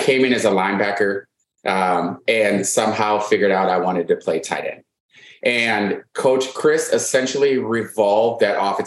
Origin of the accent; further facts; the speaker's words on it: Wisconsin, United States; I'm from Wisconsin